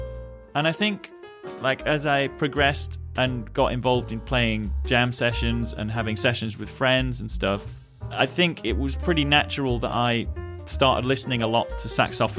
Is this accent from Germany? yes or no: no; England, United Kingdom; moved away; Being a British musician abroad does have its challenges.